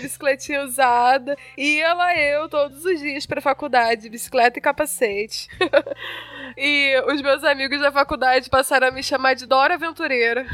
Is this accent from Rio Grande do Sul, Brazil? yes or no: no; Rio de Janeiro, Brazil; now in São Paulo, Brazil; eu sou do Rio